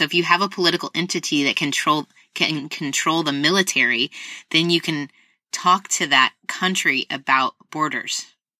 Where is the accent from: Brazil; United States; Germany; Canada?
United States; as an American